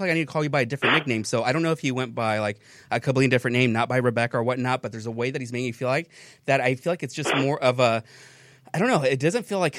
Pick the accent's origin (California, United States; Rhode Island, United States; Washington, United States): California, United States; Hacienda Heights; I was born in Hacienda Heights, which is 626